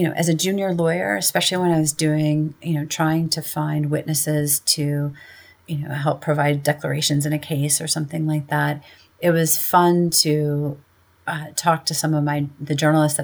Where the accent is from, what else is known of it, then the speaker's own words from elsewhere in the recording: Midwestern US, United States; accent: Midwestern; moved away as an adult; now in New York City, United States; a white woman who perhaps has a bit of a Midwestern accent